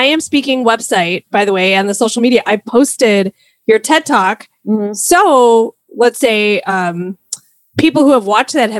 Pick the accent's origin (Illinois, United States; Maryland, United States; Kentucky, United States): Illinois, United States; Streator; growing up in Streeter and how that felt being, you know, purposefully moved there. Our parents moved when I was 2 years old